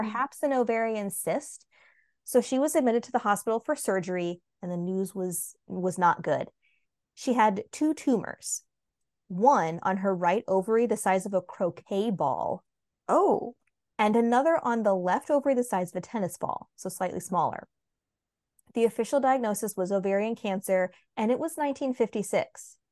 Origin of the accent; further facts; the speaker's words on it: United States; as an American